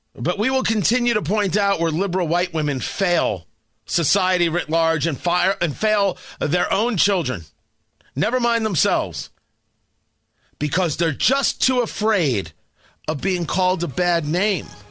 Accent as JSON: {"language": "English", "region": "New Jersey", "country": "United States", "tie": "born or raised there", "said": "I grew up in Jersey near the shore"}